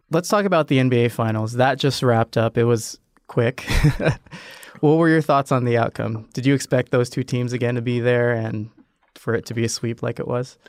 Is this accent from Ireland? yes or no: no; Nebraska, United States; I'm from Nebraska